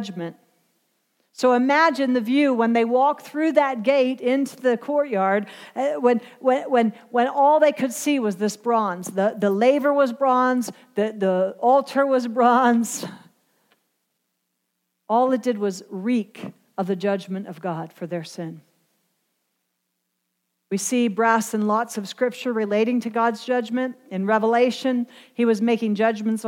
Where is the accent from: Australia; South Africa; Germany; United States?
United States; Pennsylvania; I was born and raised in Pennsylvania, and we had Amish and Mennonite and farms all around us